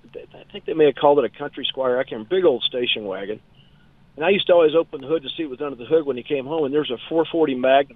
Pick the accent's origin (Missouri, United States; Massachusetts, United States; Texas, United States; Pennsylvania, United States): Texas, United States; Dallas; So I was born and raised in Dallas, and it's about my mom's favorite station wagon, happening to my favorite station wagon.